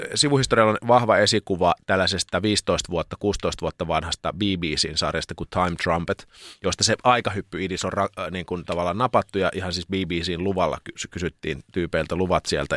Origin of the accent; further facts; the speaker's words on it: Lappeenranta, South Karelia, Finland; moved away as an adult; kun muutin Lappeenrannasta sitten opiskelemaan